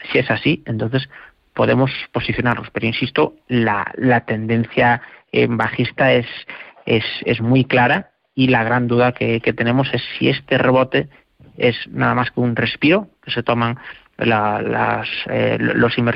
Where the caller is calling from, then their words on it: Alcalá de Henares, Community of Madrid, Spain; de Alcalá de Henares.